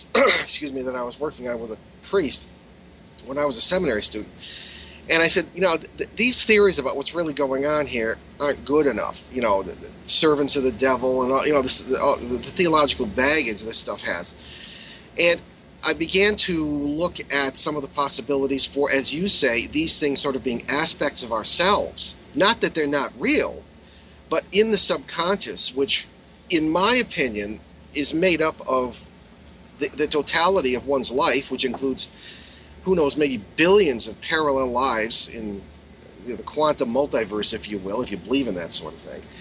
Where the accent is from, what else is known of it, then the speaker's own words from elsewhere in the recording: Hartford, Connecticut, United States; I remember when I was like 12 uh, in growing up near Hartford, Connecticut